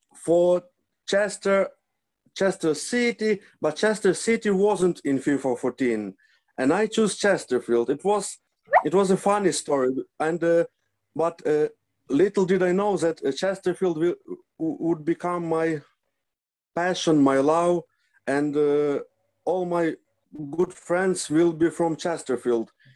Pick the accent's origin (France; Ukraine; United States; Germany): Ukraine; Lviv, Lviv Oblast; English is a second language; also born or lived in Obroshyne; I was born in Lviv. Uh, I spent uh, 26 years of my life in Lviv